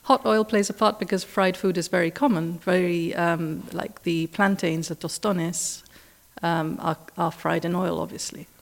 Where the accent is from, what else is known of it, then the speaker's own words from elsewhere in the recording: Gibraltar; also born or lived in United Kingdom; now in Dominican Republic; I was actually living in the U K at the time, but I'm from Gibraltar originally.